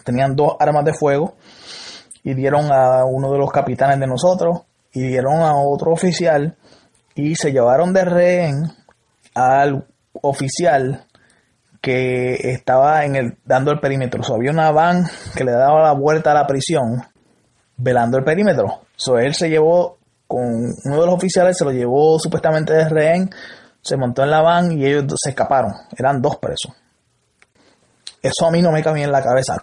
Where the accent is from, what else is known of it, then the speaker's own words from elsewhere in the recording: Salinas, Puerto Rico; Yo soy de Salinas